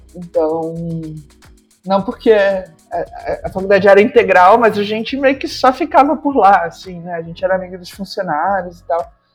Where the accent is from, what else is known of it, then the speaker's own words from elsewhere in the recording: Macaé, Rio de Janeiro, Brazil; eu nasci em Macaé por um engano, porque eu nasci no dia de Natal, mas a minha irmã nasceu no Rio, a gente morou no Rio quando era bebezinho, e aí a gente foi morar em Macaé, que era a cidade onde os meus avós moravam